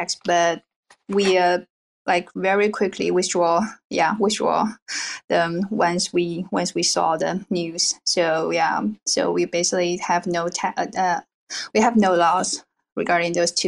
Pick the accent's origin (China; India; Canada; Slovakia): China; I originally from China.